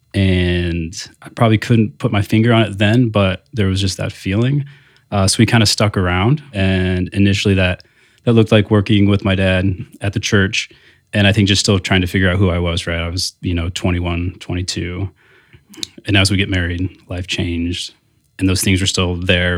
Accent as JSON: {"language": "English", "town": "South Bend", "region": "Indiana", "country": "United States", "tie": "born or raised there", "also_born_or_lived": "Bloomington, Indiana", "said": "I am from South Bend, you know, born, grew up"}